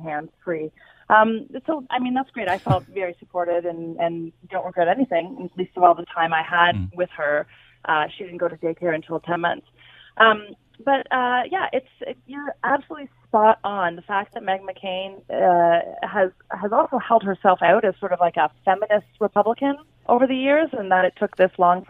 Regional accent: Canada; now in United States; I'm a Canadian living in America

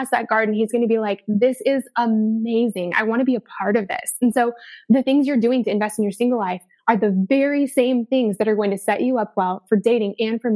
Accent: Denver, Colorado, United States; moved away; I'm from Denver

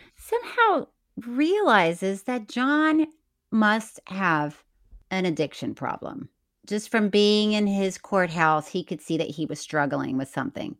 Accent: Florida, United States; moved away; I'm from Florida

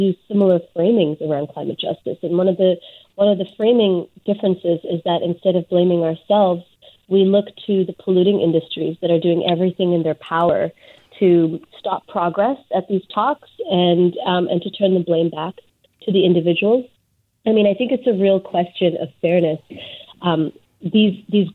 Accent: British Columbia, Canada; as British Columbians specifically, we have, you know, we have our own forest to point

